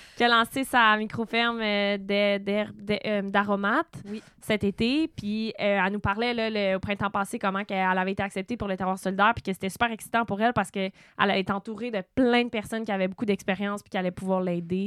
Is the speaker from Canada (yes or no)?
yes; Sutton, Quebec, Canada; j'ai grandi à Sutton avec le marché aux puces